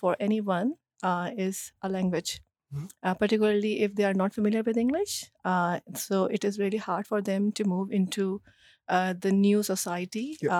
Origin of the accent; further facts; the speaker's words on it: Pakistan; first language Urdu; English is a second language; moved away as an adult; now in Australia; I am from Pakistan and I moved to Australia 9 years ago.